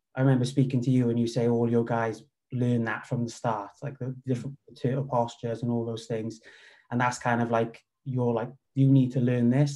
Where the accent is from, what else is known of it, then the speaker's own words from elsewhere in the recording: Wales, United Kingdom; moved away as an adult; also born or lived in Cardiff; he's based in my hometown. So I started training with him. Um, he, and then from there, I moved to Cardiff with work